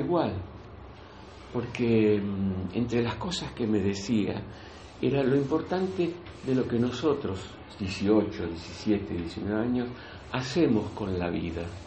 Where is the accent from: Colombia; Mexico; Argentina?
Argentina; outskirts of Buenos Aires, Buenos Aires Province; now in Spain; Yo nací en la Argentina, nací en, los, las afueras de la capital federal, por lo tanto mi forma de vida fue muy del campo